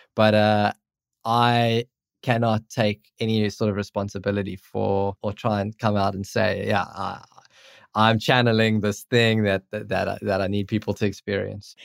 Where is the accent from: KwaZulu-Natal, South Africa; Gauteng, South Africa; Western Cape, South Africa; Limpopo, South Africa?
Western Cape, South Africa; Cape Town; I'm from Cape Town, South Africa